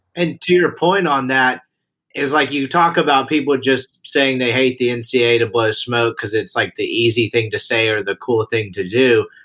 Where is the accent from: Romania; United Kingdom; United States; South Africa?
United States; Mississippi; I'm from Mississippi